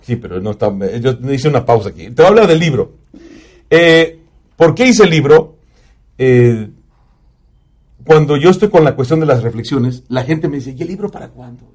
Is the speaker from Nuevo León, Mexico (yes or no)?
no; Zaragoza, Puebla, Mexico; moved away as an adult; now in Dallas, United States; A los 16 años me invita a un grupo de mi pueblo que se llaman los Black Six